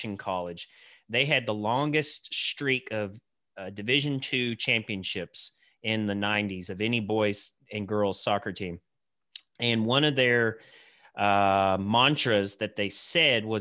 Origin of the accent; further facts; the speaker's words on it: Santa Claus, Indiana, United States; I grew up right outside of Santa Claus, Indiana, the mean streets of Santa Claus.